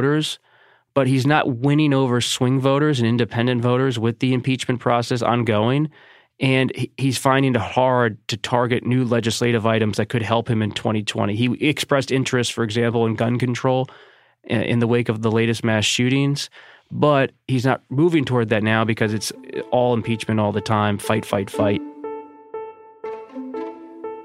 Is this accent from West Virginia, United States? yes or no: no; Philadelphia suburbs, Bucks County, Pennsylvania, United States; I grew up in the Philadelphia suburbs. And you look at Chester County, Delaware County, Bucks County, my home county